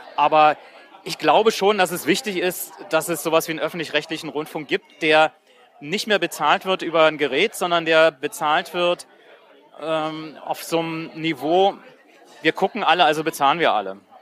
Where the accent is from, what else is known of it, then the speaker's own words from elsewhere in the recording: GDR, East Germany, Germany; ich komme aus der DDR